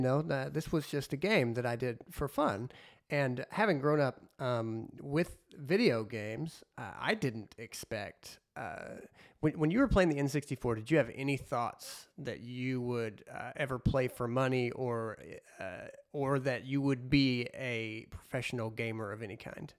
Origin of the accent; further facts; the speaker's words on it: Southern Illinois, United States; I'm from Southern Illinois